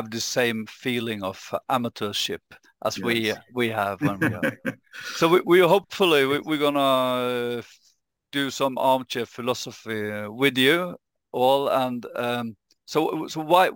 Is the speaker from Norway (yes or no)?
yes; Norway; I'm a philosopher from Norway, living in Oslo.